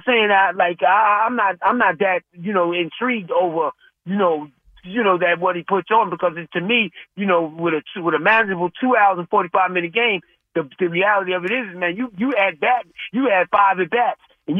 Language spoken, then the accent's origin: English; New York City, New York, United States; I'm a New Yorker